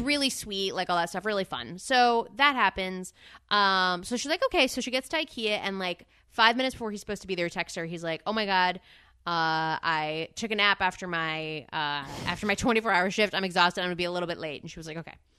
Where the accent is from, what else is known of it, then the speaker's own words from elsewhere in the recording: Northeast, United States; growing up in the Northeast